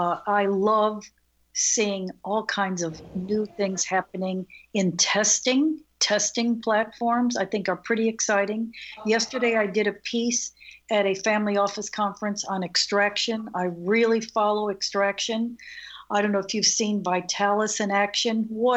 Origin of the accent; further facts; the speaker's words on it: Illinois, United States; moved away; I'm originally from Illinois